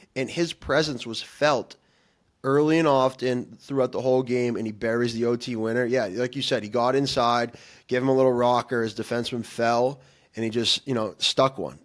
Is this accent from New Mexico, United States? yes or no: no; Massachusetts, United States; we're from Massachusetts